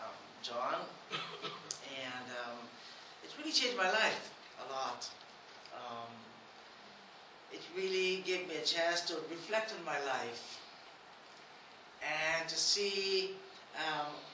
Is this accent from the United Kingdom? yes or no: no; Guyana; I am from Guyana, the same country as Dr. Mariah